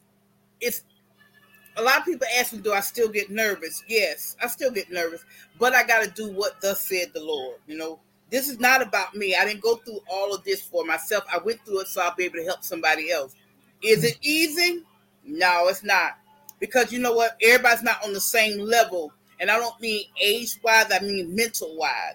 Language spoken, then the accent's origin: English; Florida, United States; I'm originally from Florida